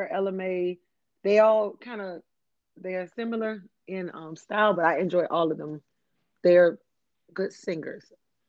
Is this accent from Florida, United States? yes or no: yes; Miami, Florida, United States; I'm from Miami-Dade County.